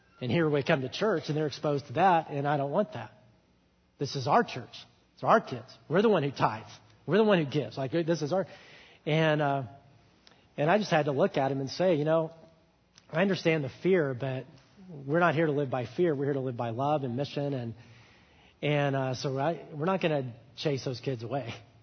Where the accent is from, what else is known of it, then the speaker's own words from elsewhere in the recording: Alabama, United States; moved away; I'm from Alabama